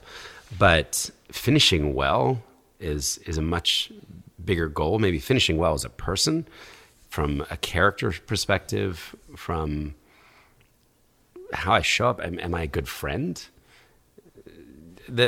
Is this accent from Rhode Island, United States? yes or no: no; New York, United States; As a New Yorker